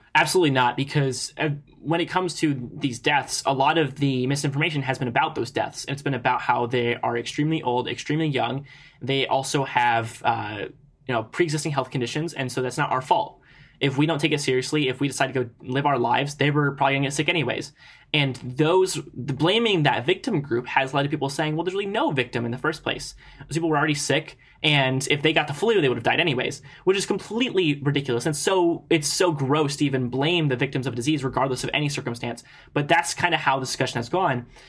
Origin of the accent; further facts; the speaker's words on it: Ohio, United States; my home state